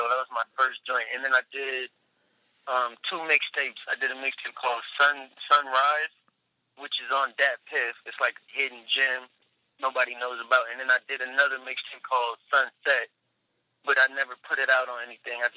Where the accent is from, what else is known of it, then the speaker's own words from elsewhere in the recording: Long Beach, California, United States; also born or lived in Salt Lake City, Utah; elementary, middle school, high school, college, all at Long Beach. I grew up in Long Beach.